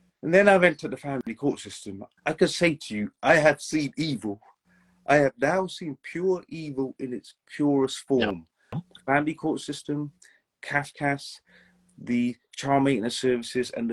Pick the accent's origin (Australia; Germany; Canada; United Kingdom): United Kingdom; England; I was born and raised in England